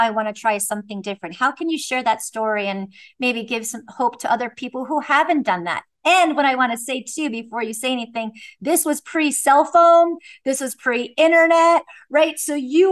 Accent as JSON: {"language": "English", "region": "East Coast", "country": "United States", "tie": "born or raised there", "also_born_or_lived": "Bay Area, California", "moved": "as an adult", "said": "I was raised on the East Coast"}